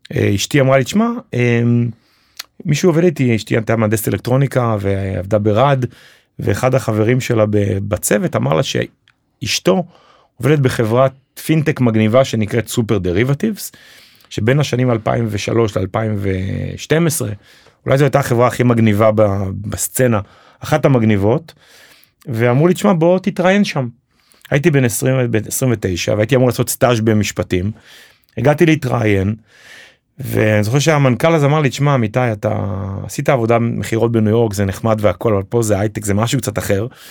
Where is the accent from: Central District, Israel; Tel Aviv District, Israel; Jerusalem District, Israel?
Jerusalem District, Israel; Jerusalem; moved away as an adult; also born or lived in New York; now in Ramat HaSharon, Israel; אני במקור ירושלמי